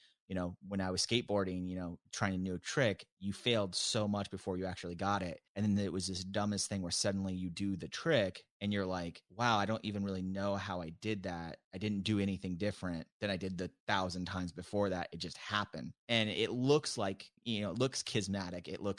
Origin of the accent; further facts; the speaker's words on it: Tacoma, Washington, United States; I grew up in the Seattle area, right outside of Seattle in this place called Tacoma, which is very blue collar.